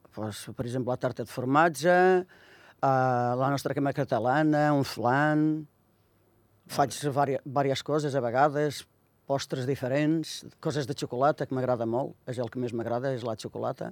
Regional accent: Viseu, Portugal; Catalan is a second language; moved away as an adult; now in Andorra; Jo sóc de Mimeta de Beira i pertany a un municipi de, de Viseu.

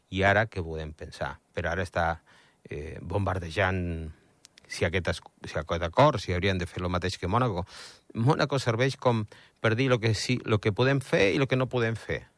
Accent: Andorra; sóc andorrà a Espanya

